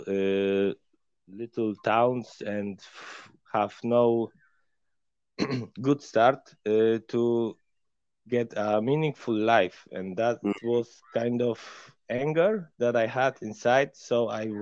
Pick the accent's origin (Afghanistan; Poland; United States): Poland; because we are from Poland and Ukraine is our neighbor.